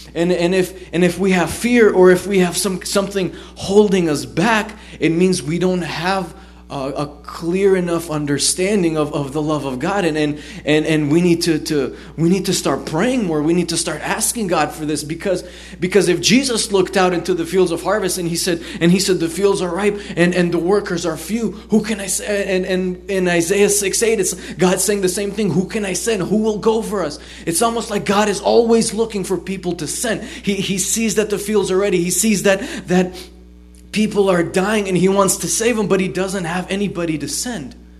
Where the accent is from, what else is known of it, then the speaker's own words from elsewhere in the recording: United States; also born or lived in Israel; I grew up here. I've I've I've already lived in America more than I lived there. It's like you know I'm. I'm, I'm an American